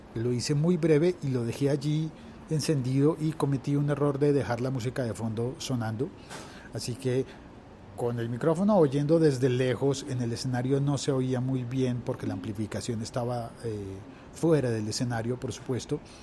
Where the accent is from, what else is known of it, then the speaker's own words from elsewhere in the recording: Colombia; en mi país